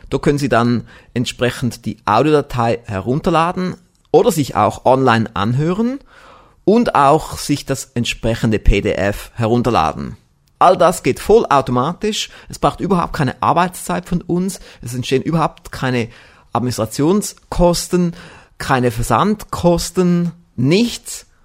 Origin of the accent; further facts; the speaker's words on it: Konolfingen, Bern, Switzerland; Ich bin aus Konofingen, das ist in der Nähe von Bern.